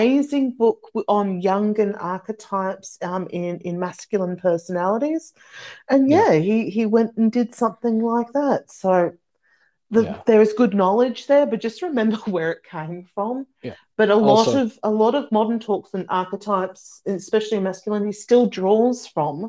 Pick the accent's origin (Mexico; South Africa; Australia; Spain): Australia; I'm Australian.